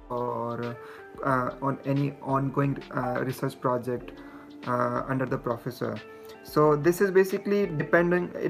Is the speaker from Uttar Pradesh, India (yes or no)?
no; Jaipur, Rajasthan, India; moved away as an adult; also born or lived in Mumbai, India / Indiana, United States; I'm I'm originally from Jaipur city.